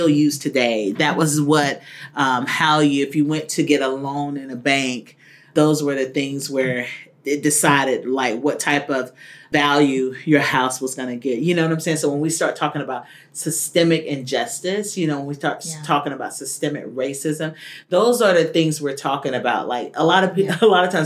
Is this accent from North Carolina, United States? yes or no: yes; Fayetteville, North Carolina, United States; now in Austin, United States; I grew up originally in North Carolina. You can hear it in my tone